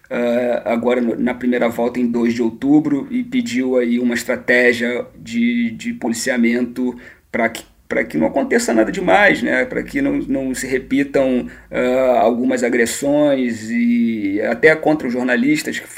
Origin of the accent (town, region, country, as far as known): Brazil; moved away as an adult; now in Portugal